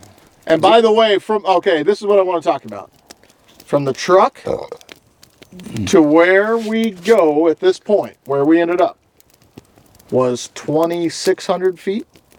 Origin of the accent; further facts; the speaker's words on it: Louisiana, United States; moved away; we grew up in a southern climate. Both of us did. I grew up in Louisiana.